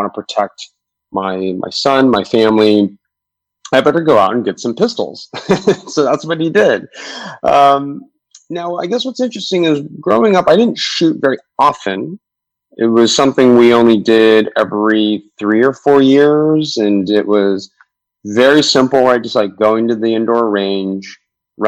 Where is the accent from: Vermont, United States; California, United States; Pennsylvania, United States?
California, United States; Southern; I grew up in Southern California